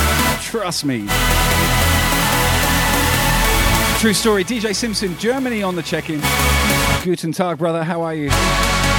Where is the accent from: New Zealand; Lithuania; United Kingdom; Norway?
United Kingdom; Southampton, South East England; I'm from Southampton